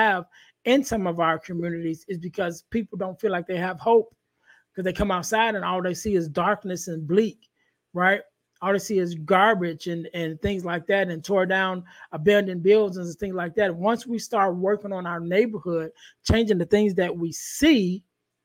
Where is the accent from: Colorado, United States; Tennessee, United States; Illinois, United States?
Illinois, United States; Chicago; I come from Chicago